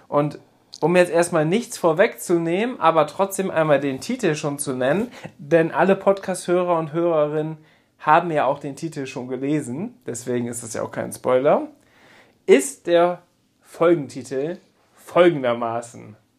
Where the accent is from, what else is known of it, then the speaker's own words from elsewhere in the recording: Papenburg, Lower Saxony, Germany; Ich komme gebürtig aus Papenburg, bin da aufgewachsen